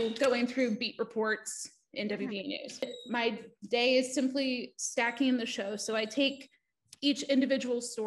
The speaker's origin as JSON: {"language": "English", "town": "East Liverpool", "region": "Ohio", "country": "United States", "tie": "born or raised there", "moved": "as an adult", "said": "growing up in East Liverpool"}